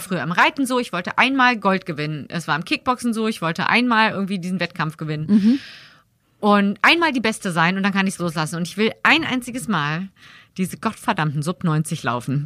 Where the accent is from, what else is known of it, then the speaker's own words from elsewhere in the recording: Berlin, Germany; moved away as an adult; also born or lived in Cologne; Ich komme halt aus dem Westberlin